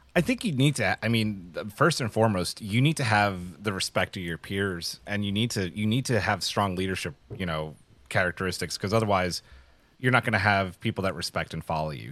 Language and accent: English; New York City, New York, United States; I grew up in New York City